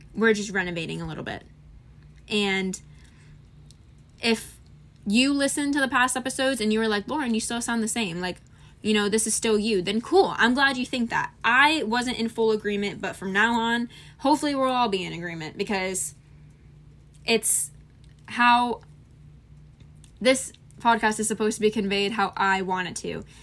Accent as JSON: {"language": "English", "region": "Florida", "country": "United States", "said": "I'm from Florida"}